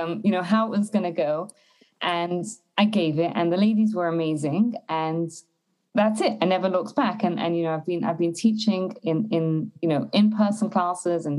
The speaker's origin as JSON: {"language": "English", "region": "London", "country": "United Kingdom", "also_born_or_lived": "Israel / Berlin, Germany", "moved": "as an adult", "lives_now": "Canada", "said": "I'm originally from London, England, and then when I got married and met my husband and got married, we moved to Israel for a couple of years"}